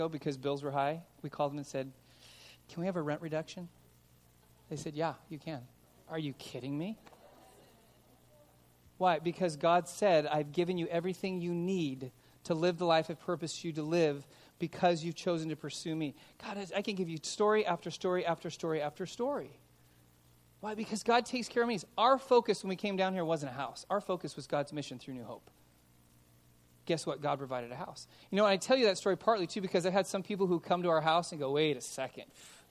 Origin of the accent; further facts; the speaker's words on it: Los Angeles, California, United States; now in Simi Valley, United States; I grew up in Van Nuys